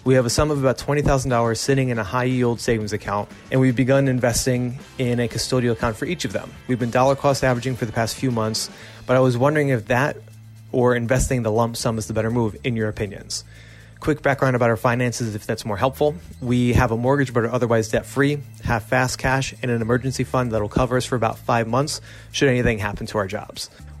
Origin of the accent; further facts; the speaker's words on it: Wallkill, New York, United States; now in Fairfield, Connecticut, United States; I'm originally from the Wallkill, Newburgh area. I don't necessarily consider it upstate New York because it was like 8 or 10 more hours of New York above where I'm from